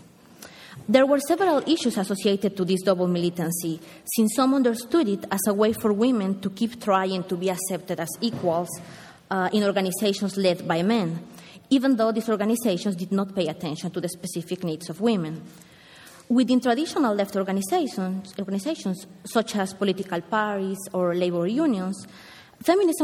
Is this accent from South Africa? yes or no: no; Mexico; I am from Mexico